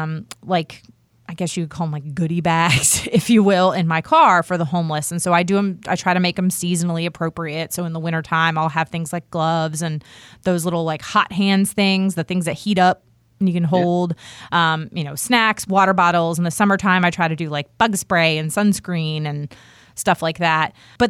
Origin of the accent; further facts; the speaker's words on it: Washington, District of Columbia, United States; I, like I said earlier, I grew up in Washington, D.C., where I saw them all the time.